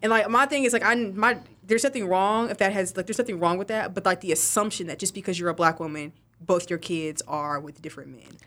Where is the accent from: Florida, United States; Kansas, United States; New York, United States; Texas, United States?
Texas, United States; West; moved away; I'm from West Texas.